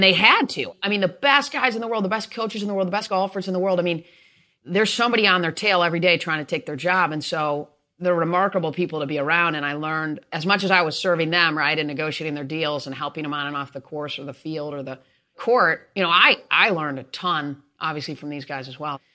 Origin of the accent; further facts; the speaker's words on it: East Lansing, Michigan, United States; moved away as an adult; also born or lived in Atlanta; I Grew up in East Lansing, awesome parents, and, uh, went two miles down the road to Michigan State.